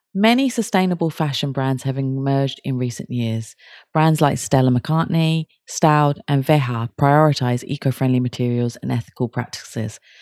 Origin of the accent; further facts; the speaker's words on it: Kent, South East England, United Kingdom; I'm from Kent, which is outside London